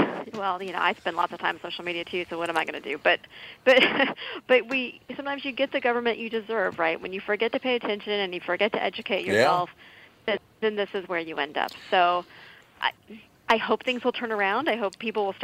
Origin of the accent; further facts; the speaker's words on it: Texas, United States; I'm from Texas